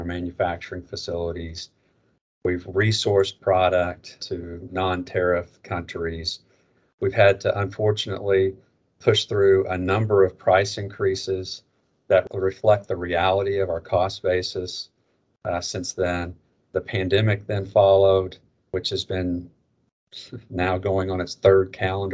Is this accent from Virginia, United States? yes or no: no; Northwest Arkansas, United States; also born or lived in Little Rock, Arkansas; I grew up in Arkansas. I was born in Little Rock. I was raised in Northwest Arkansas.